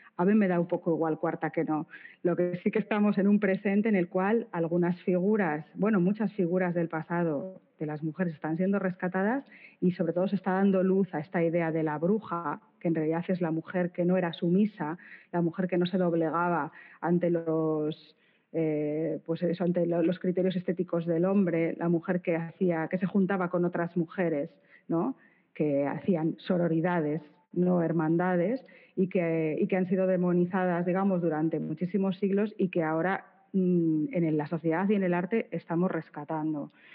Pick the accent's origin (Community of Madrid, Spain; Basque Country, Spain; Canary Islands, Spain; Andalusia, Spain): Basque Country, Spain; Bilbao; soy de Bilbao